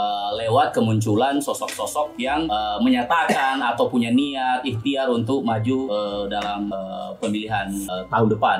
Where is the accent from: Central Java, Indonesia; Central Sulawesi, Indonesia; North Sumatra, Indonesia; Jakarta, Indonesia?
Central Sulawesi, Indonesia; Palu; saya warga Palu Barat ini